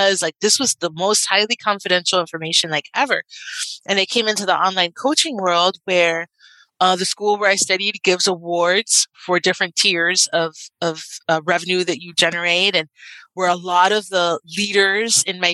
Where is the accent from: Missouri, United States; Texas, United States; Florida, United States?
Florida, United States; Miami; I'm from Miami, and I grew up with Gloria and Emilio Estefan